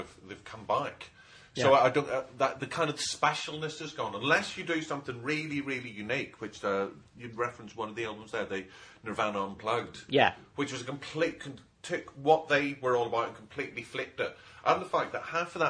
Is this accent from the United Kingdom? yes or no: yes; Northern Ireland, United Kingdom; I was growing up in Northern Ireland in the 80s